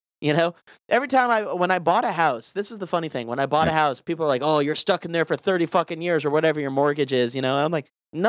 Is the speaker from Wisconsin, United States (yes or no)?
no; Denver, Colorado, United States; born there; also born or lived in Arizona / Louisiana; I was born in Denver, moved away, obviously, and then I moved back as an adult.